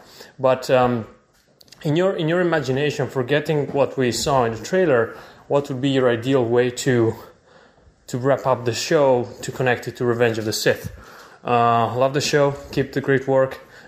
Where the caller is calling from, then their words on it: London, United Kingdom; from London.